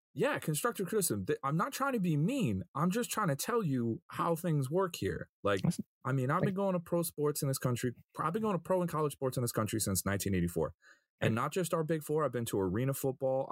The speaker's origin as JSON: {"language": "English", "area": "Long Island", "region": "New York", "country": "United States", "tie": "born or raised there", "said": "I grew up on Long Island where every uh, most people are absolutely fervent New York Islander fans"}